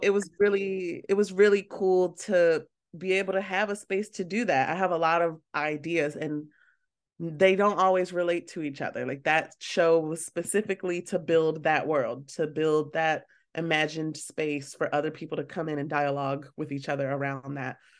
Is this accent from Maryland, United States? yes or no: yes; Baltimore, Maryland, United States; I'm from Baltimore, so it's a small town in a way, and a lot of us know each other